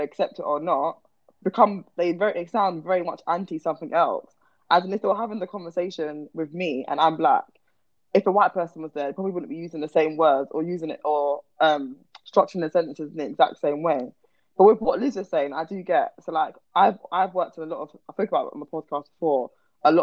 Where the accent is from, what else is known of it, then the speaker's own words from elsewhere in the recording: Croydon, London, United Kingdom; I'm from Croydon.